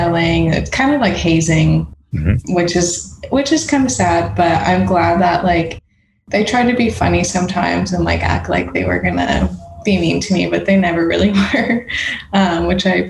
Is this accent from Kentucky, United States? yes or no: no; Las Vegas, Nevada, United States; moved away as an adult; also born or lived in Chicago / San Francisco / London; now in Los Angeles, United States; I was born in Chicago, grew up in Vegas.